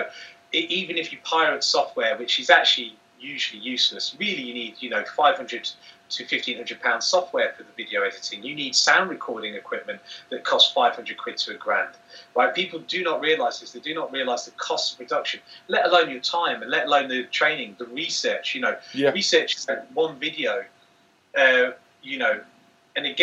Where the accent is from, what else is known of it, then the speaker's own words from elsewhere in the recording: Manchester, North West England, United Kingdom; I come from Manchester